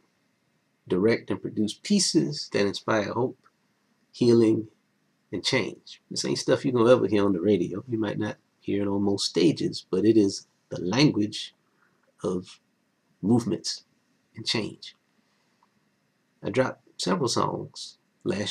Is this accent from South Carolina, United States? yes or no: yes; Elloree, South Carolina, United States; I was from Ellery, South Carolina, in Calhoun County. Population 671